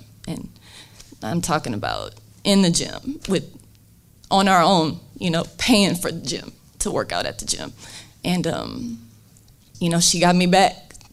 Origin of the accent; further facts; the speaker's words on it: South Bend, Indiana, United States; So I'm from South Bend